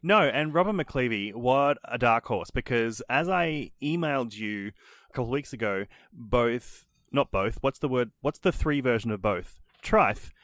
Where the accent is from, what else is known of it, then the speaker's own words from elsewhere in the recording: Australia; we're Australian.